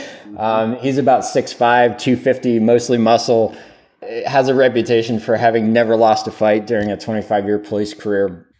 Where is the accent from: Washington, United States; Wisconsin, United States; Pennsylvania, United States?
Pennsylvania, United States; I grew up in Pennsylvania, uh, smaller town